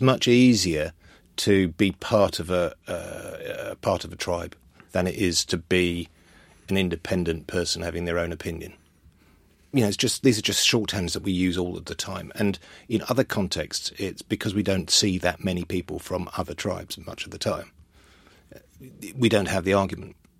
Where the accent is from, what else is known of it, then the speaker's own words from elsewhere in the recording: London, United Kingdom; also born or lived in Wales; I grew up in North London